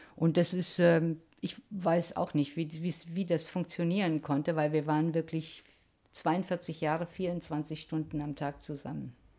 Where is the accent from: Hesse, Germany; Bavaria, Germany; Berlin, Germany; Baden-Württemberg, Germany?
Hesse, Germany; ich bin ja auch äh, in Hessen geboren, in, nämlich in der Gegend der Märchenstraße